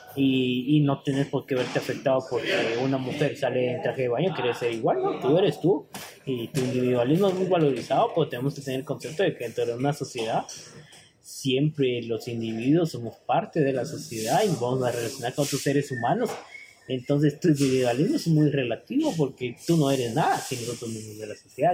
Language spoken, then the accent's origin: Spanish; Guatemala; como guatemaltecos